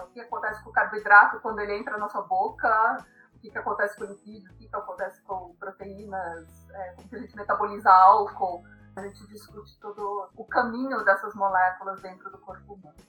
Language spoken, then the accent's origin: Portuguese; Brazil; eu sou brasileira, eu comi arroz e feijão a minha vida toda